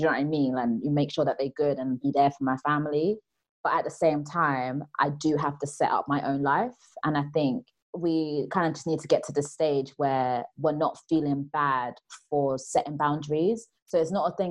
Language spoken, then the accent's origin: English; Nigeria; I'm Nigerian